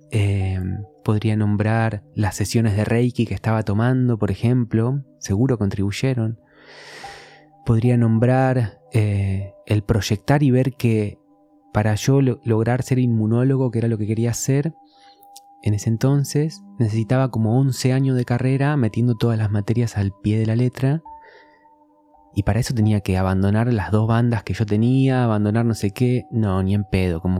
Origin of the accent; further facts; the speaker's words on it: San Antonio de Padua, Buenos Aires Province, Argentina; Sí, de zona oeste de San Antonio de Padua.